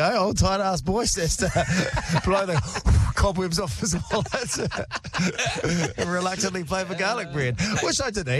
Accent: Masterton, Wellington, New Zealand; moved away; Tomorrow I think we're going to try and head to Masterton, my hometown.

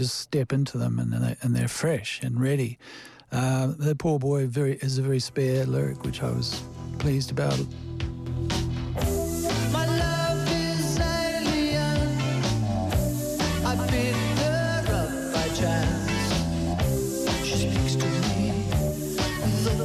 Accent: Te Awamutu, Waikato, New Zealand; when I was growing up in Te Awamutu

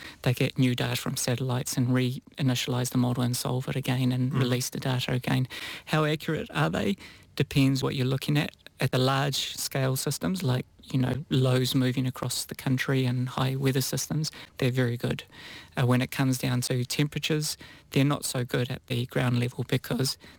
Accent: New Zealand; I'm from New Zealand

